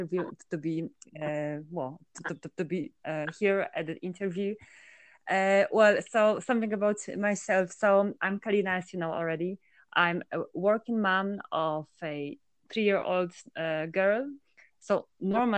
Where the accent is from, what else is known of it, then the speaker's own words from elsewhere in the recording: Poland; moved away as an adult; also born or lived in Finland / Brussels, Belgium / south of France; now in Andorra; So originally, I'm from Poland, which I left to Finland to do my studies